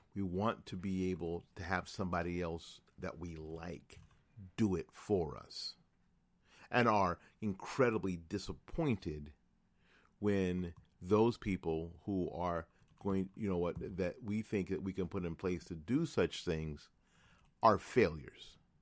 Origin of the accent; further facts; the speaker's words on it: New Jersey, United States; moved away; also born or lived in Tallahassee / Jacksonville / Orange Park; my home state of New Jersey. Now, I say that only 'cause I was born there. Uh, I've lived all my adult life here.